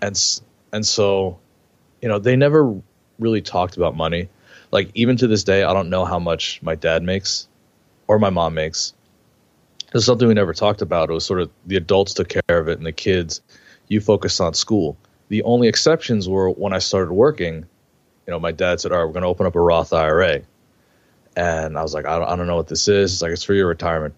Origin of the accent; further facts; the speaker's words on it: New York, United States; I grew up in New York